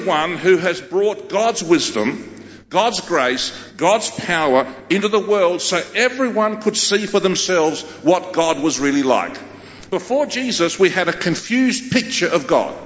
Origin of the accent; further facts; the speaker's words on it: Australia; first language Greek; English is a second language; I'm a Australian, born in Australia, but I'm fully Greek. That's my ethnicity. I'm not an Anglo. I'm a Greek man. And my first language was Greek.